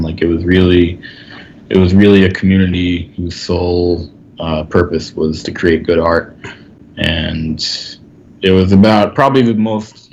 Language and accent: English; New York, United States; I was coming from Park Slope